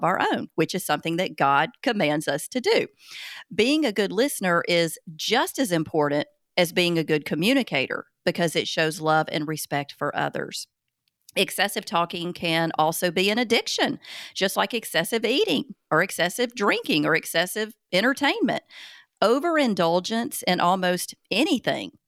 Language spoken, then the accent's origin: English; Southern, Alabama, United States; accent: Southern; my Southern accent